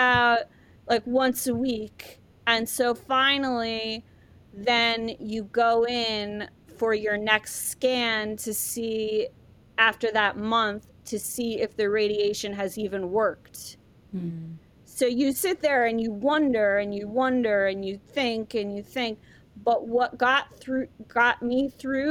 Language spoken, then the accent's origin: English; Ireland; moved away; I was born in Ireland, come from a very, you know, traditional Irish family